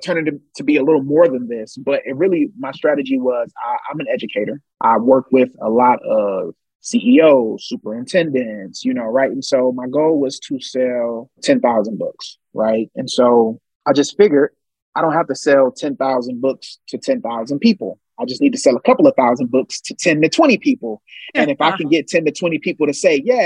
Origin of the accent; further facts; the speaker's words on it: Ohio, United States; I'm from Ohio